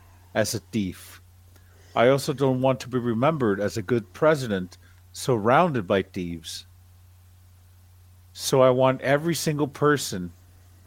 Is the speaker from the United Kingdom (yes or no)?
no; Nicaragua; I'm from Nicaragua